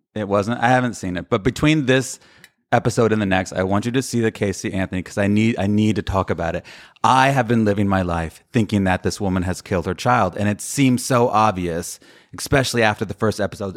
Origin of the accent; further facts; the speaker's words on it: Sicily, Italy; I am from Sicily